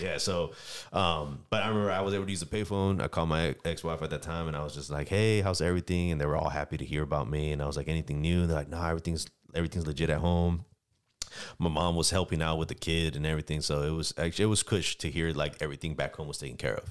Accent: San Diego, California, United States; I'm originally from San Diego, California

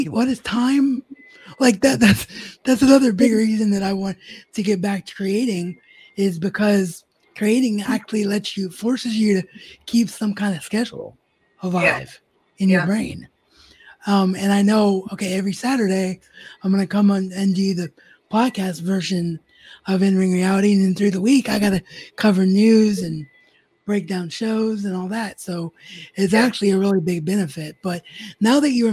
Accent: Dayton, Ohio, United States; I'm from Dayton, so Ohio boys always strong, sticking together, us Buckeyes

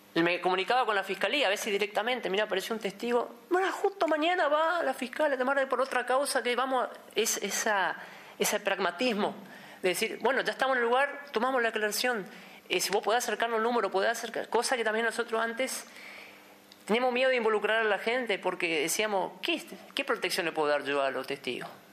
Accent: an immigrant colony in Misiones, Argentina; somos de una colonia de inmigrantes, fíjate que justamente somos descendientes de ucranianos

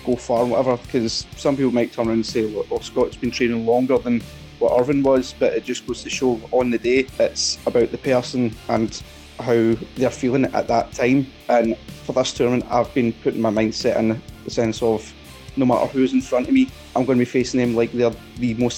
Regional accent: Glasgow, Scotland, United Kingdom; it was born and bred in the East End of Glasgow, where I'm from

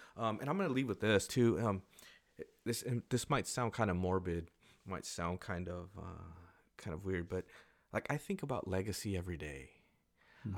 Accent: Carlsbad, California, United States; moved away; I'm from Carlsbad, I I go back there as much as I can. And it it might not be like the greatest, but it, it is home for me.

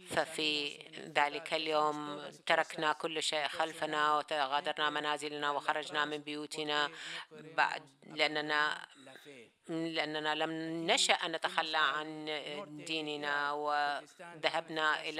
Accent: Qaraqosh, Nineveh, Iraq; moved away as an adult; also born or lived in Erbil, Iraq; تسمى قرقوش اسمها قرقوش وفي تلك المدينة كان يعيش أغلبية من المسيحيين ولكن أيضا يعيش معنا مسلمون وكنا نعيش بسلام جنبا إلى جنب وبدون مشكلات هذه الكاتدرائية الوحيدة الكبيرة في العراق هذه مدينتي

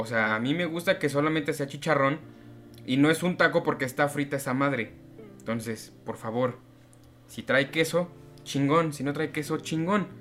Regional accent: Mexico City, Mexico; yo soy un chilango que experimenta

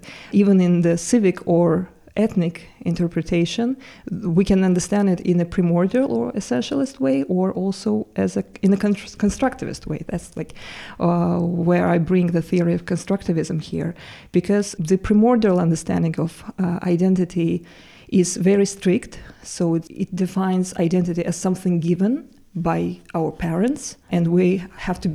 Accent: Baku, Azerbaijan; moved away as an adult; also born or lived in Turkey; now in Jena, Germany; I'm originally from Baku, Azerbaijan, but I've been living in Turkey for the last 7 years.

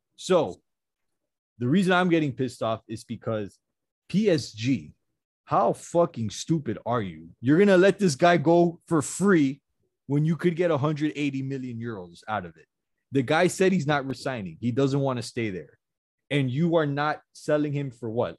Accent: Miami, Florida, United States; we're from Miami

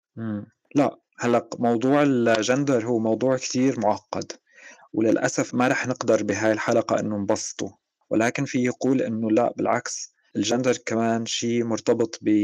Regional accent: Suwayda, As-Suwayda Governorate, Syria; ولدت بمدينة السويداء بالجنوب السوري

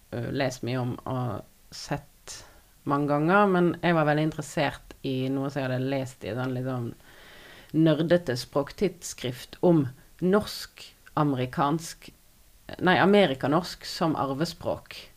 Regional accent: Odda, Vestland, Norway; also born or lived in Finnmark; now in Voss, Norway; jeg er fra Odda. Har tidligere bodd i Finnmark, og nå bor jeg på Voss

